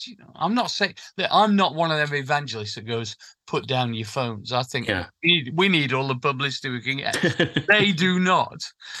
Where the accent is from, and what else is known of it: Sheffield, Yorkshire and the Humber, United Kingdom; born or raised there